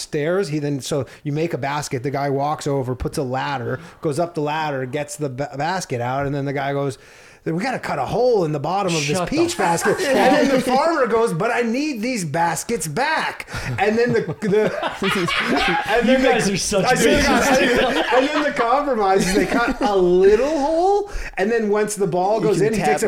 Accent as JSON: {"language": "English", "country": "Canada", "moved": "as an adult", "lives_now": "United States", "said": "I'm Canadian"}